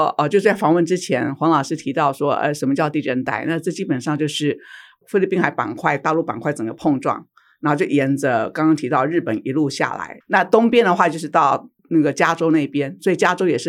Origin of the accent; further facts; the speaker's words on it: Su'ao, Yilan County, Taiwan; 因为我在宜兰长大，在苏澳长大，